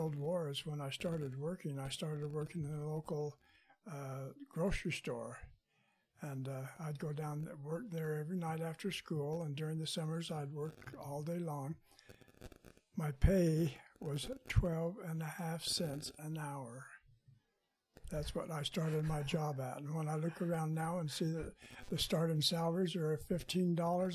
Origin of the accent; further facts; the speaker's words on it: Salt Lake City, Utah, United States; I grew up in Salt Lake City during the Depression time, and it was a very hard time